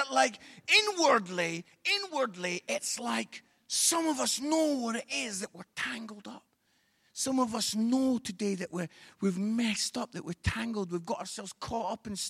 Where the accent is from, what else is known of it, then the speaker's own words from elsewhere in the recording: Edinburgh, Scotland, United Kingdom; I'm from Edinburgh.